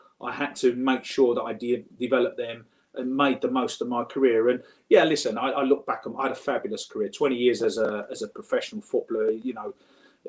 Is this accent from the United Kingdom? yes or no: yes; Romford, London, United Kingdom; I grew up in Romford.